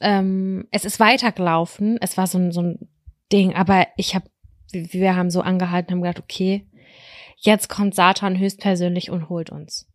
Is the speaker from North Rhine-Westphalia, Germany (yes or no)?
yes; Lübbecke, North Rhine-Westphalia, Germany; bei uns in Lübbecke 3232 Lübbecke